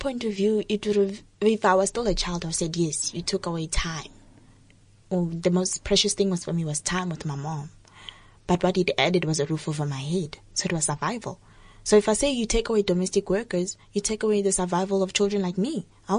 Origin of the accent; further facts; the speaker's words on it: South Africa; also born or lived in Mozambique; So I'm two of two worlds, but basically I'm South African because I was basically raised here most of my life.